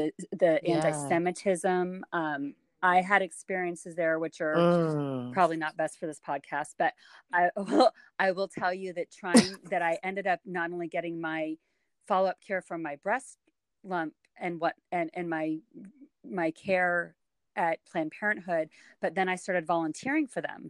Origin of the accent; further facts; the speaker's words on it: West Coast, United States; moved away as an adult; also born or lived in St. Louis, Missouri; I was raised on the West Coast